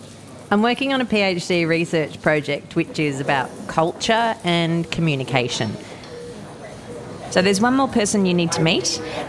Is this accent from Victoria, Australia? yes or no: no; New South Wales, Australia; moved away as an adult; now in Darwin, Australia; I'm a white Australian. I grew up on a farm in New South Wales, but I've lived in Darwin on Larrakia country for over a decade.